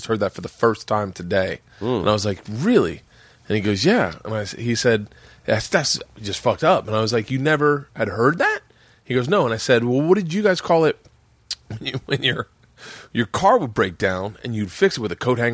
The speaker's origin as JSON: {"language": "English", "region": "Florida", "country": "United States", "tie": "born or raised there", "also_born_or_lived": "Tampa", "moved": "yes", "said": "growing up in Florida, in the South, in the 70s and 80s"}